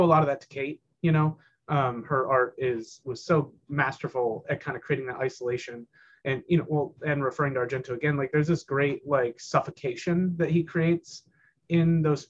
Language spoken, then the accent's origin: English; Northern Ohio, United States; now in Kentucky, United States; I'm not from Kentucky originally, I'm from Northern Ohio.